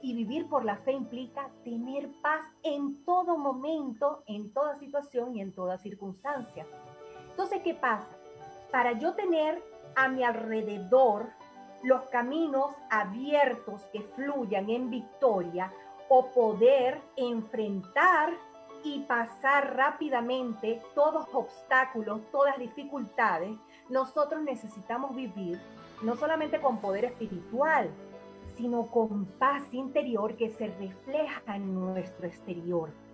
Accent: Venezuela; seguir eh, establecida en mi país por ahora

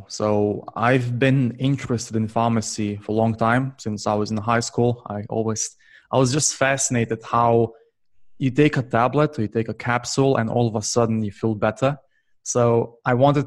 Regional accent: Slovenia; also born or lived in United Kingdom; now in Barcelona, Spain; I'm currently based in Barcelona, but originally I'm from Slovenia

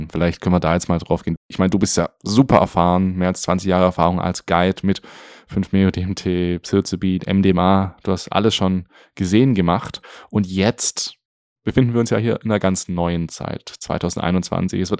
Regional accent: Germany; bei uns in Deutschland

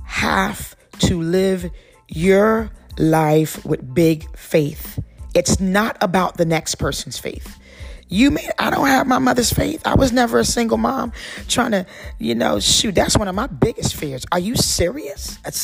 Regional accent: East Coast, United States; I'm glad to be back on the East, because I'm from the East.

